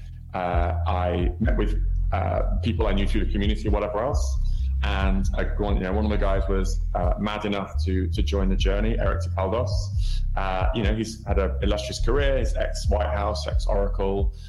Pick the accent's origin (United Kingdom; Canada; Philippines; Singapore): United Kingdom; moved away as an adult; also born or lived in San Francisco; now in New York, United States; obviously you can hear I'm Brit